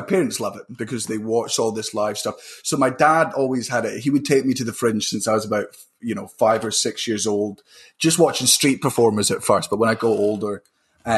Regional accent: Fife, Scotland, United Kingdom; accent: Fife; moved up to Fife when I was 4 and then went worse because I went to the Fife accent

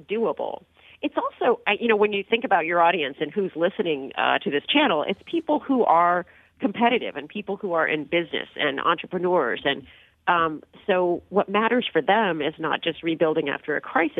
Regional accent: San Diego, California, United States; I grew up in San Diego and became a skier.

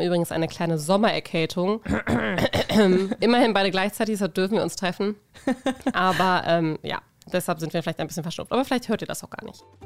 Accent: Germany; now in Norway; von zwei gebürtigen Deutschen, nämlich Laura und mir, die vor einigen Jahren hier hingezogen sind

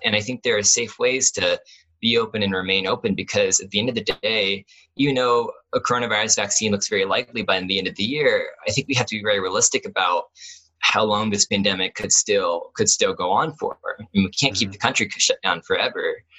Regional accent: Columbus, Ohio, United States; I grew up in Columbus

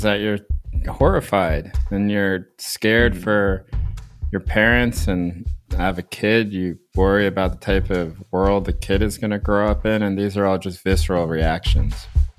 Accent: North Carolina, United States; also born or lived in Seoul, South Korea; I was born in Seoul, but my parents were already living here in the States. And mostly grew up in North Carolina.

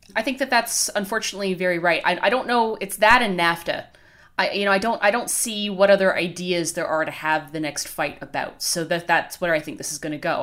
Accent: Canada; as a Canadian

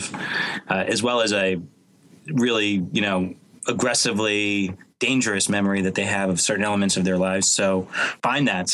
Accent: Boston, Massachusetts, United States; moved away as an adult; now in Los Angeles, United States; Got my start growing up in Boston as a piano player and playing in bands

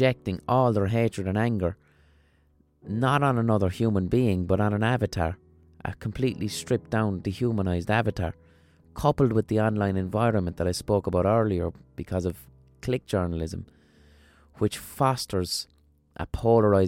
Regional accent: Limerick, Munster, Ireland; accent: neutral Limerick city accent; my accent isn't even a strong Limerick accent. It's a pretty neutral Limerick city accent.

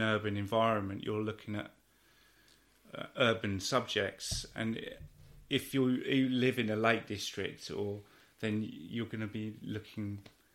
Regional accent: West Country, near Devizes, South West England, United Kingdom; moved away as an adult; also born or lived in Watford; I grew up in the West Country, actually.

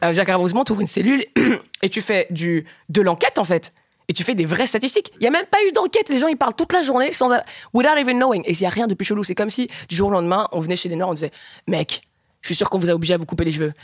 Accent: Rwanda; now in Belgium; j'ai grandi en Afrique. Notre culture, la culture en tout cas du Rwanda où j'ai fait mon adolescence

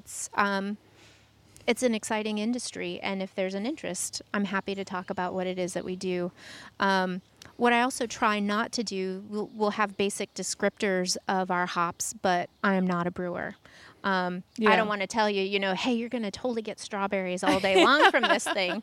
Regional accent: Gardiner, Maine, United States; also born or lived in North Carolina; now in Massachusetts, United States; my home state of Maine

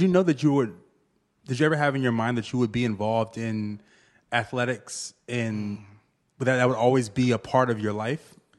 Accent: Virginia, United States; now in Brooklyn, United States; I was raised in V

